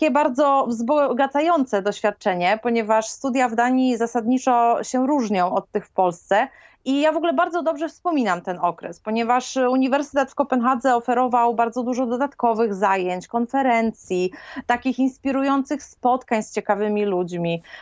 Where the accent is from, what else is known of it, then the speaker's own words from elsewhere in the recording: Gdańsk, Pomeranian Voivodeship, Poland; moved away as an adult; also born or lived in Copenhagen, Denmark; now in Faroe Islands; pochodzę z Gdańska. Od prawie 10 lat mieszkam na Wyspach Owczych